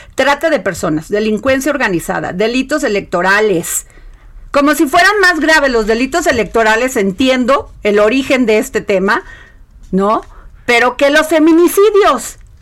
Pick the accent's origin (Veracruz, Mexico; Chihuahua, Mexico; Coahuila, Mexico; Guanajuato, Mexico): Veracruz, Mexico; en mi pueblo, Veracruz